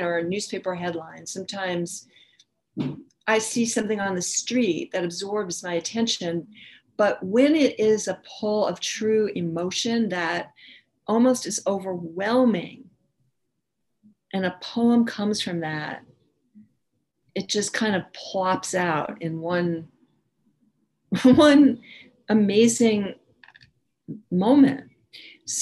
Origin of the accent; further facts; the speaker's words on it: New York City, New York, United States; I grew up in New York City